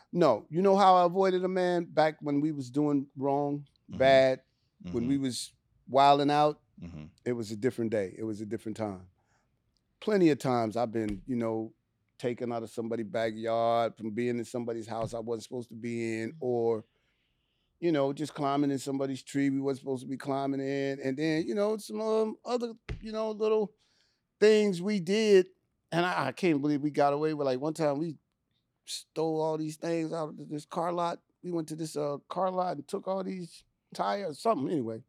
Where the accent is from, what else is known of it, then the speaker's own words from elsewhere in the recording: Richmond, California, United States; Growing up in Richmond, man, no. See, because that's the Bay Area.